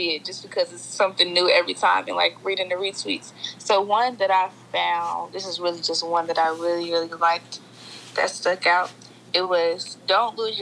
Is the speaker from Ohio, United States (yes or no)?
yes; Cincinnati, Ohio, United States; I'm from Cincinnati